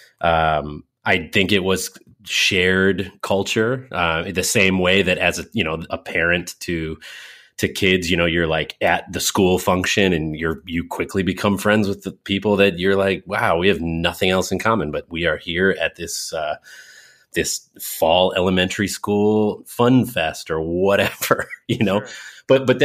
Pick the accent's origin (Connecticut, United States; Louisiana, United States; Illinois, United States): Connecticut, United States; Windsor; I was born in Hartford, in a hospital in Hartford, Connecticut proper. I was raised in one town over, directly north of Hartford on the 91, as you Californians might say, Interstate 91, one exit out of Hartford in a town called Windsor, Connecticut